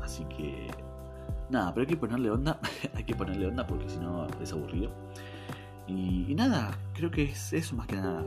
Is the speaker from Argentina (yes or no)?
yes; Argentina; acá en Argentina, como muchos saben, somos muy pasionales